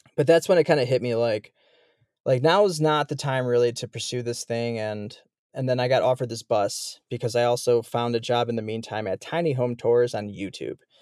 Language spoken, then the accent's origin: English; Chicago, Illinois, United States; moved away as an adult; I'm from Chicago, Illinois.